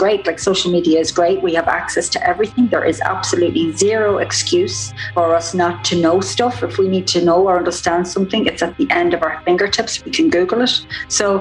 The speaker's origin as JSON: {"language": "English", "town": "Drogheda", "region": "County Louth", "country": "Ireland", "tie": "born or raised there", "said": "I'm from Drogheda in County Louth, Ireland"}